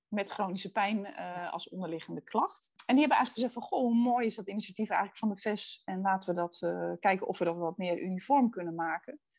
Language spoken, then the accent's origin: Dutch; Netherlands; Ik kom uit Boerden.